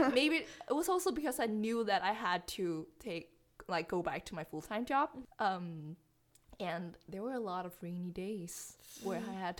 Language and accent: English; Aarhus, Central Denmark Region, Denmark; English is a second language; now in Odense, Denmark